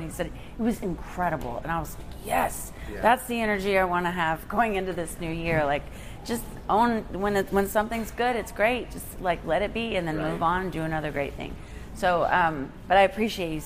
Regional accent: Texas, United States; now in Nashville, United States; I'm from Texas

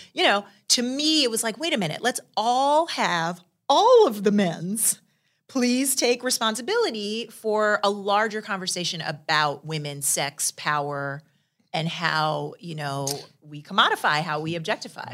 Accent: New York, United States; I'm from New York

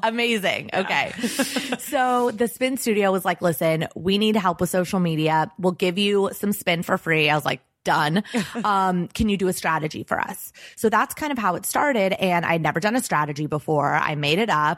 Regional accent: Los Angeles, California, United States; I grew up in Los Angeles

